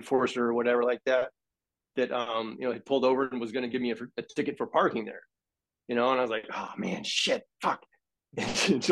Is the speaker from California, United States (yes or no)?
no; Florida, United States; moved away; I'm from Florida. I escaped though